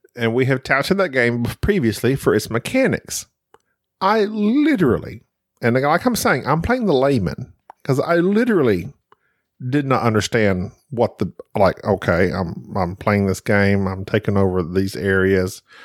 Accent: United States; growing up in America, when I grew up in school

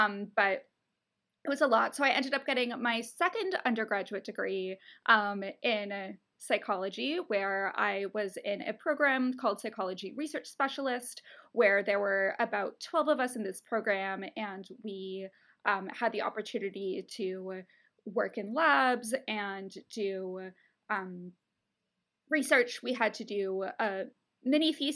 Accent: Ontario, Canada; moved away as an adult; now in United States; I'm from Canada. In Canada, or at least in Ontario where I'm from

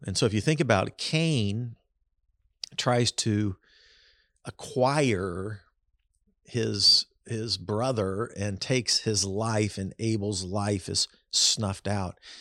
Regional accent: Kansas City, United States; I was growing up in Kansas City in the seventies

